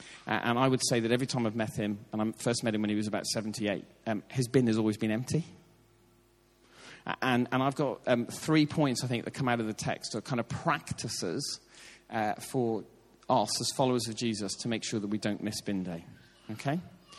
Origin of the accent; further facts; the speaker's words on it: Ireland; As an Irishman, I can sort of, like, with what's happening in politics in Northern Ireland at the moment